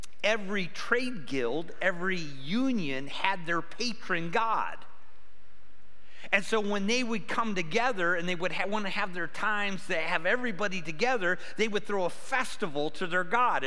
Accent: Cleveland, Ohio, United States; moved away as an adult; I grew up by Cleveland

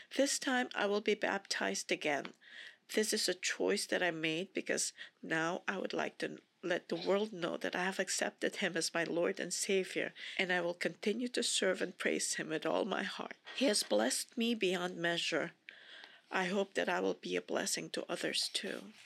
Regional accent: Philippines; moved away; I was born and raised in the Philippines, which is predominantly a Catholic country

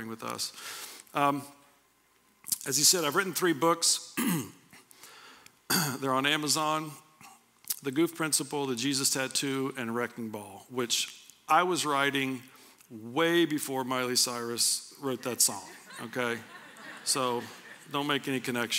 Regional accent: Anderson, Indiana, United States; also born or lived in Pendleton; I grew up in Anderson

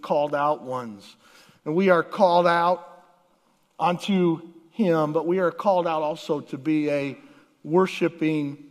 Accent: Southwest Florida, United States; also born or lived in Alaska; now in Michigan, United States; we moved from Alaska to Florida, all in a matter of a few weeks. And the Lord took my family as a young high school boy to live in Southwest Florida

